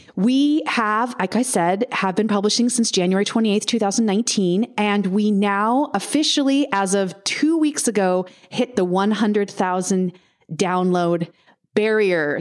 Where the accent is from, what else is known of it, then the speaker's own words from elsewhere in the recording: United States; also born or lived in Southern California; I am also an American